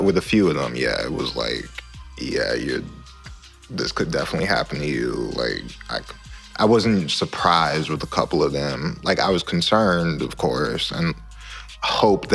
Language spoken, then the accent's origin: English; Baltimore, Maryland, United States; now in St. Louis, United States; I grew up in Baltimore before I moved to St. Louis